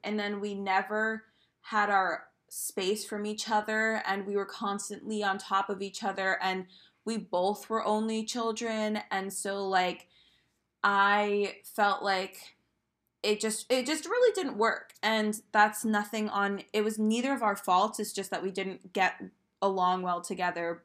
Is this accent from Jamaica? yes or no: no; Maine, United States; moved away as an adult; I'm from Maine and I could have easily stayed in Maine